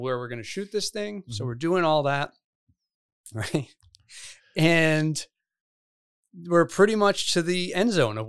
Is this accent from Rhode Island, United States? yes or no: yes; North Providence, Rhode Island, United States; I grew up in Providence, in North Providence. So like, I still tend to hang in that area.